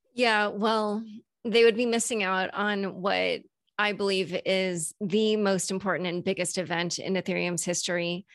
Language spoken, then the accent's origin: English; United States; as an American